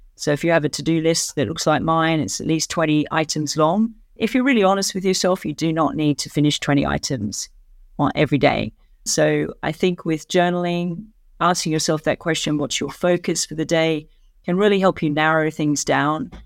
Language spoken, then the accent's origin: English; Australia; moved away as an adult; now in London, United Kingdom; I'm an Australian who's lived and worked in London for many years